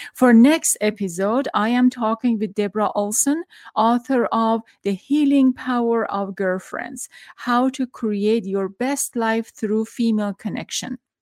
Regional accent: Tehran, Tehran Province, Iran; now in United States; I'm from Iran, back in Tehran. I was growing up

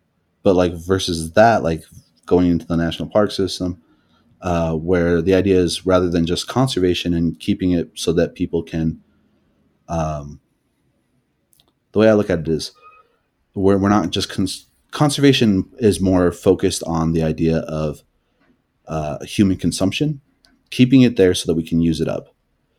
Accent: Montana, United States; So I'm Nakota. I'm better known as the Assiniboine. I'm from Northeast Montana originally, from the Fort Peck Reservation.

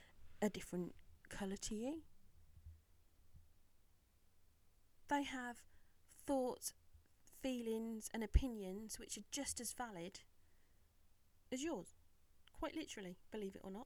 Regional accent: England, United Kingdom; I see myself as English first and British second.

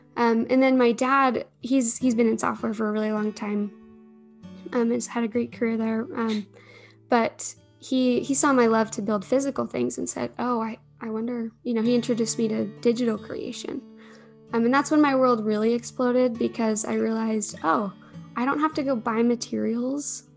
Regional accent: Alpine, Utah, United States; I grew up in Alpine

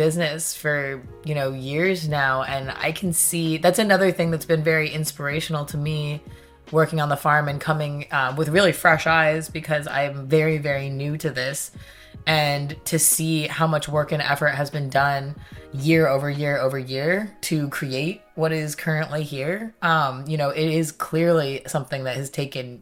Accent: California, United States; now in Salem, United States; I'm from California

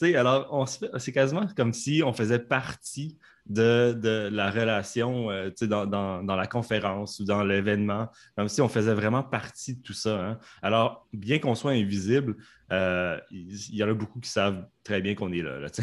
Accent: Canada; accent: Canadian; mon accent canadien, était un accent ben, chinois

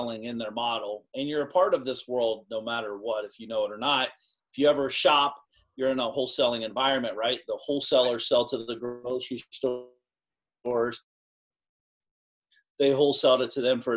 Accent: small Ohio town, United States; also born or lived in Florida; I walked around the town I grew up in. My parents still live in the house

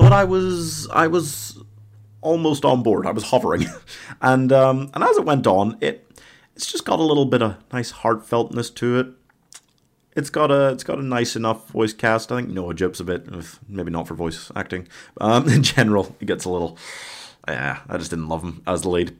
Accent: Northern Ireland, United Kingdom; I'm Northern Irish

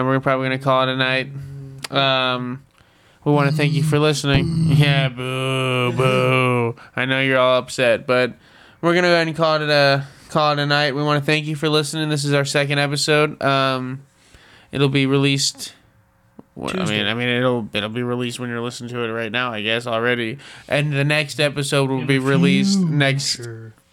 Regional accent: Broken Arrow, Oklahoma, United States; also born or lived in Woodall, Oklahoma / Fort Gibson, Oklahoma; I grew up in Broken Arrow

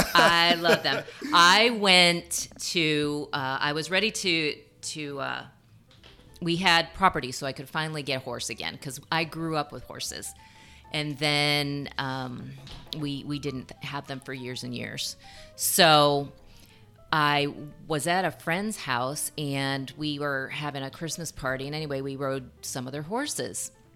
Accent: Vestal, New York, United States; grew up in upstate New York. We were right above the Pennsylvania border, Binghamton area. Actually, I grew up in Vestal, New York, and... we were about 2.5-3 hours from the city

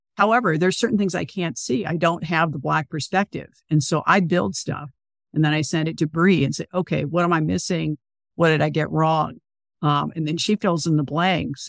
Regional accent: California, United States; I grew up in California, where slavery is, like, literally one paragraph in a textbook

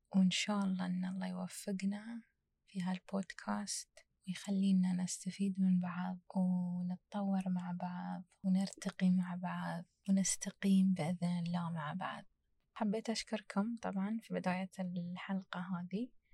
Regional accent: United Arab Emirates; أنا كإماراتية

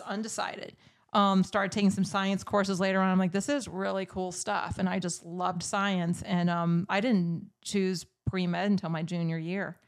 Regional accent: Newport News, Virginia, United States; I grew up in Newport News, Virginia.

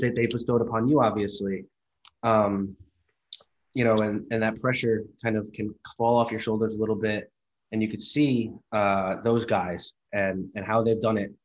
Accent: New Jersey, United States; I'm from New Jersey

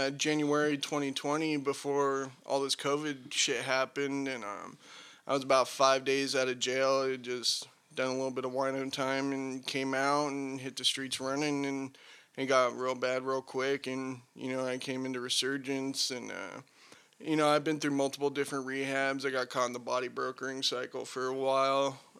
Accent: Huntington Beach, California, United States; I'm from Southern California, Huntington Beach to be specific.

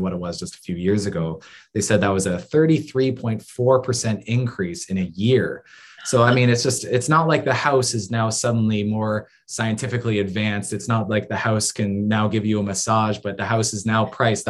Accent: Niagara Lake, Ontario, Canada; my hometown of Niagara Lake

